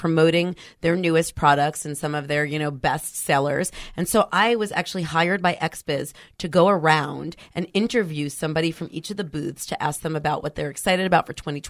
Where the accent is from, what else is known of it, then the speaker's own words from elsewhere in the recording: New York, United States; now in San Francisco, United States; I'm originally from New York.